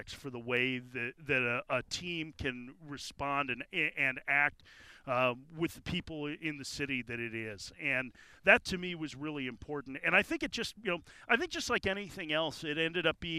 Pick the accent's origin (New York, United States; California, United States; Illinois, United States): Illinois, United States; Chicago; moved away; I grew up in Chicago, and so Wrigley Field will always hold a place in my heart